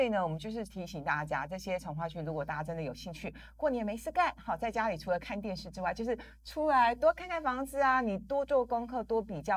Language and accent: Chinese; Linkou, New Taipei, Taiwan; 我小时候是在林口长大的